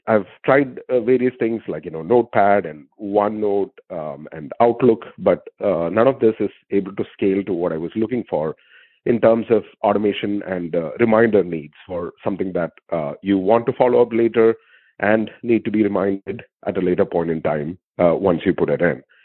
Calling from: Seattle, Washington, United States; I'm calling from Seattle, Washington

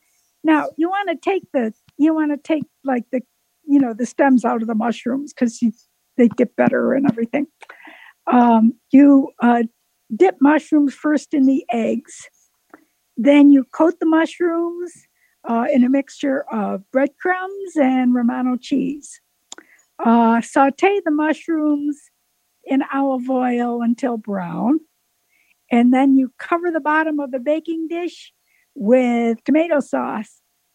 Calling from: Waynesville, North Carolina, United States; And I am from Waynesville, North Carolina.

